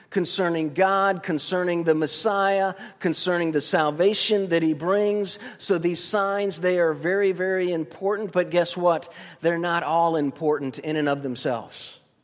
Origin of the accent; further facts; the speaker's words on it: Tuscaloosa, Alabama, United States; moved away; also born or lived in Tampa, Florida; Tuscaloosa's my fondest memories as a, as a young person